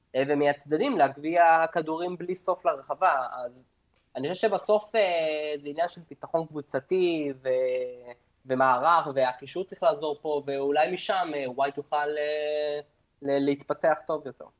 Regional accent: Argentina; אני תמיד בתור ארגנטינאי

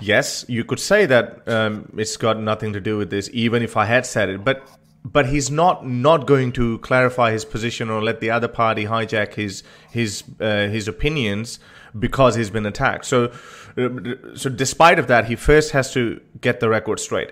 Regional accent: Lahore, Punjab, Pakistan; I was born in Lahore

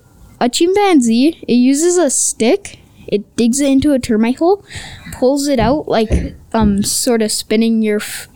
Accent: Moose Jaw, Saskatchewan, Canada; born or raised there

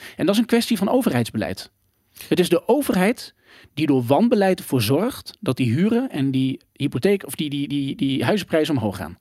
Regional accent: Gelderland, Netherlands; ik kom uit Gelderland, mhm. een net dorpje. Ging naar de basisschool

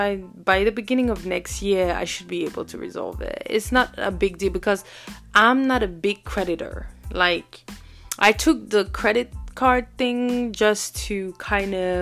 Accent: Burkina Faso; moved away; also born or lived in Cameroon; I was born in Cameroon and raised in Burkina Faso. So technically, I have two homes.

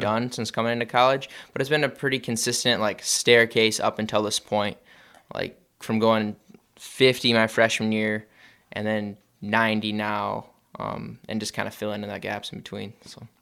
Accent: George, Iowa, United States; moved away; I'm from George, but yeah, we're co-op with George Little Rock.

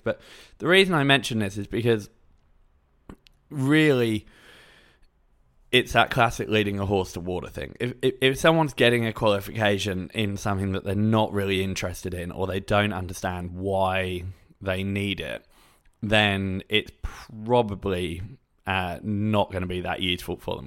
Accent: England, United Kingdom; I'm from England, so we had, like, a UCAS form

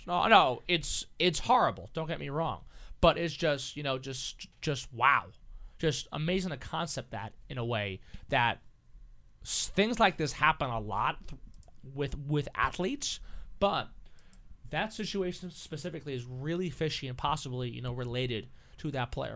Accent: Long Island, New York, United States; my hometown on Long Island

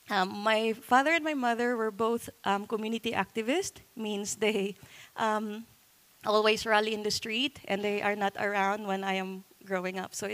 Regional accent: Philippines; So I I live and was raised in a slum area.

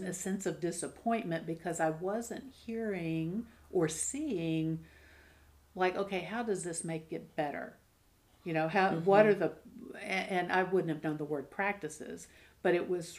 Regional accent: Alabama, United States; I grew up in Alabama

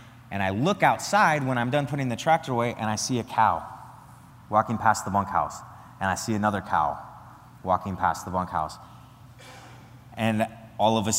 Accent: the Nebraska panhandle, Northwest Nebraska, United States; moved away as an adult; now in Wisconsin, United States; I'm from Northwest Nebraska, the panhandle of Nebraska

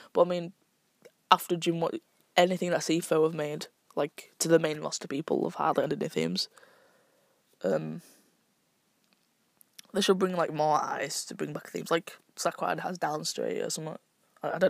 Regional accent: United Kingdom; I'm British.

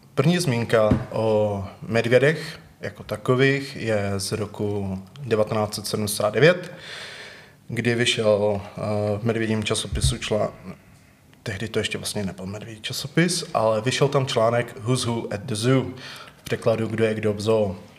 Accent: Třinec, Moravian-Silesian Region, Czechia; now in Ostrava, Czech Republic; Já jsem původně z Třince

